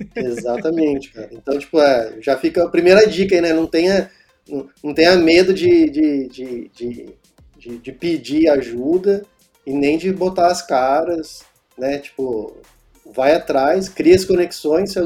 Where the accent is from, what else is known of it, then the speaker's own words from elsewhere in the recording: Pindamonhangaba, São Paulo, Brazil; voltei para cá, para o interior, né? Que eu sou de Pindamonhangaba.